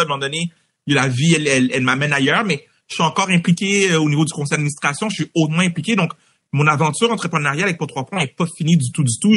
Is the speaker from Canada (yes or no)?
yes; Montreal, Quebec, Canada; J'ai grandi à Anjou, moi, dans l'est de Montréal